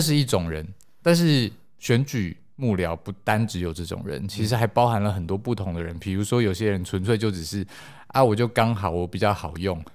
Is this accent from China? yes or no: no; Taiwan; 因为我们都是台湾人